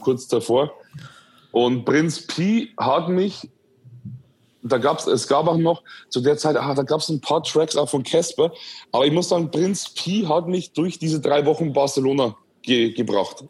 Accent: Schwandorf, Bavaria, Germany; ich bin aufgewachsen und geboren in Schwandorf in Bayern in der Oberpfalz

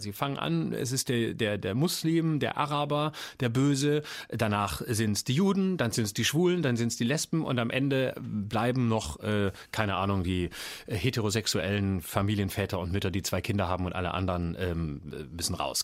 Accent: Lörrach, Baden-Württemberg, Germany; Ich bin groß geworden in Lörrach

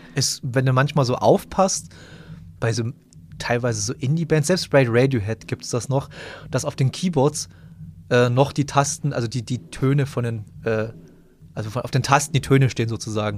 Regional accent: Bautzen area, Saxony, Germany; wir kommen ja beide aus Bautzen oder aus, jedenfalls aus der Gegend von Bautzen.

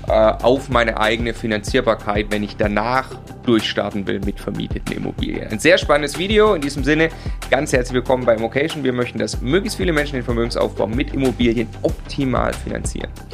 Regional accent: Munich, Bavaria, Germany; Wir kommen aus München.

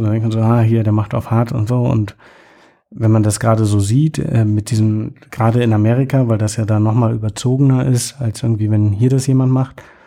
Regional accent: Germany; moved away; ich komme aus Deutschland

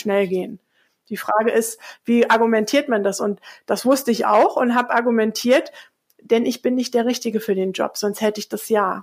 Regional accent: Hesse, Germany; now in Hamburg, Germany; im Hessischen, wo ich aufgewachsen bin

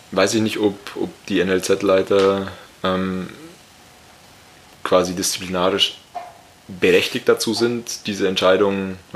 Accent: Scotland, United Kingdom; German is a second language; Ich habe das jetzt auch nach meinem besten Wissen als Schotte.

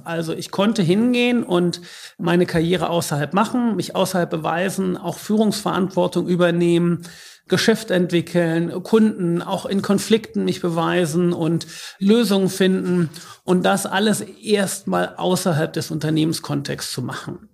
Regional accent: Northeim, Lower Saxony, Germany; moved away as an adult; also born or lived in Aachen / Detroit; ich bin ganz normal hier in Nordheim aufgewachsen, bin hier zur Schule gegangen

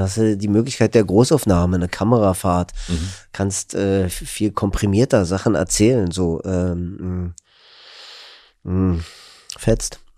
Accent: Berlin, Germany; accent: Berlinisch; als Berliner

